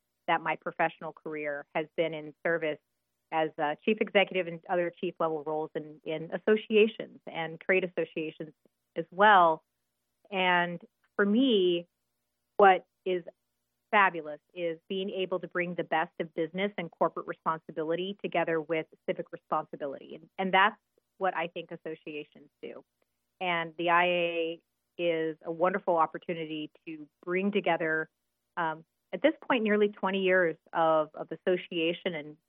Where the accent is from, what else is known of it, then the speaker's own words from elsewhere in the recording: Willamette Valley, Oregon, United States; moved away as an adult; now in Washington, D.C., United States; I'm originally from the Willamette Valley in Oregon